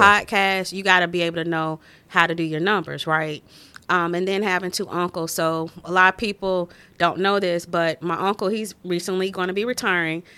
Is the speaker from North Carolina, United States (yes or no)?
yes; Winston-Salem, North Carolina, United States; moved away as an adult; also born or lived in Maryland; now in Des Moines, United States; I'm from Winston Salem, North Carolina